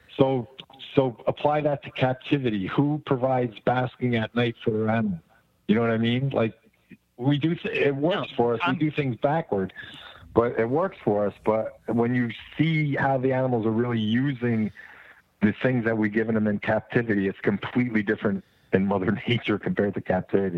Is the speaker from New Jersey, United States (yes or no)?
yes; New Jersey, United States; I come from Jersey